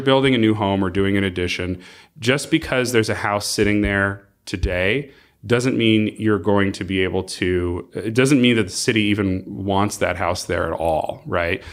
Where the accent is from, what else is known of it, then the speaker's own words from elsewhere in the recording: Palos Verdes Estates, California, United States; also born or lived in Arizona; I was raised in Palos Verdes Estates. I grew up here.